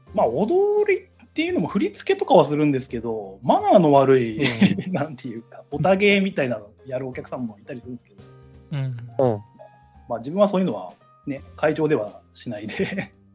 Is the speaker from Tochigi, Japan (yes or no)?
yes; Ashikaga, Tochigi, Japan; 地元は栃木県足利市に今も昔も在住在住です。